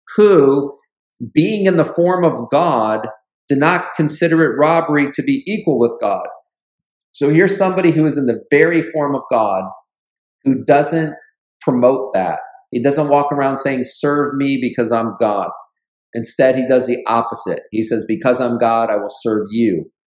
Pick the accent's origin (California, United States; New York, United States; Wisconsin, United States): New York, United States; Buffalo; moved away; when I go back home up into the Buffalo area